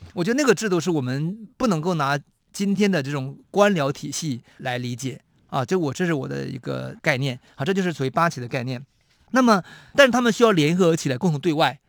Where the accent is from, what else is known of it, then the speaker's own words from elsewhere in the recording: Shenyang, Liaoning, China; 沈阳故宫，我是从小就在那边常常出没的